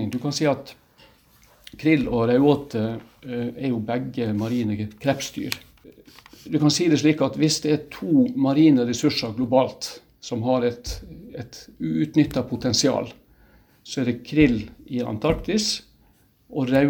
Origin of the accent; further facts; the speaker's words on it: Ålesund, Møre og Romsdal, Norway; moved away; Så kan du si at jeg kommer jo sjøl fra fiskebåten før jeg flytta fra Ålesund i, for eh, veldig lenge siden.